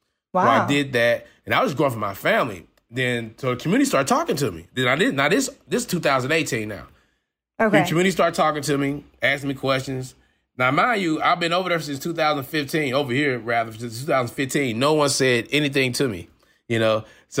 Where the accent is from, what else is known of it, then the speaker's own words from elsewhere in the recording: St. Louis, Missouri, United States; Oh, no, I grew up in St. Louis right here.